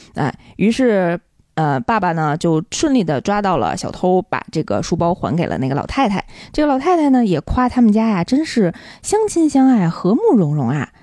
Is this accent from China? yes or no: yes; Beijing, China; 作为一个北京人。你有没有觉得自己特别有优越感？